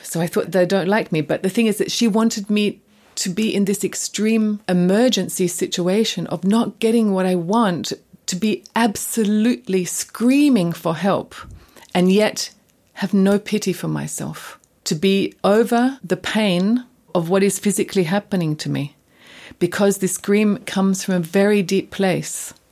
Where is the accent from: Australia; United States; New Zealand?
Australia; moved away as an adult; now in Germany; coming from Australia